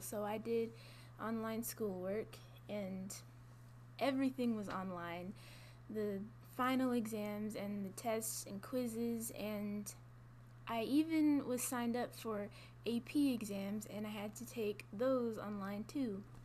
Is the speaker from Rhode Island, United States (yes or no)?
no; Gwinnett County, Georgia, United States; now in LaGrange, United States; I'm a freshman and I'm from Gwinnett County, Georgia